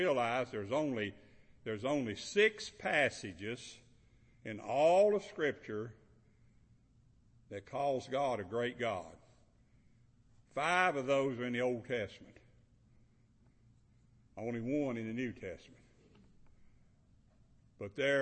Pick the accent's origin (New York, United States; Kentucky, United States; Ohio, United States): Kentucky, United States; moved away as an adult; now in Georgia, United States; I'm from Kentucky, but I want to tell you, I've been in Georgia 43 years. That's over half of my life